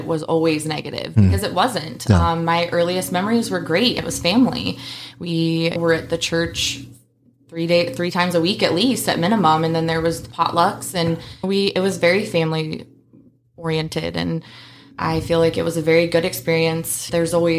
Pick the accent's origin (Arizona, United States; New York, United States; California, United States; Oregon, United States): Oregon, United States; Roseburg; I was born in Roseburg, Oregon, and we started attending Victory Baptist Church